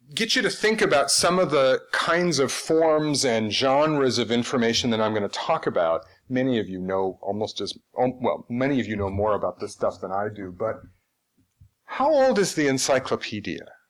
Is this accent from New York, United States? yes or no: yes; just outside of Syracuse, New York, United States; now in Seattle, United States; I grew up just outside of Syracuse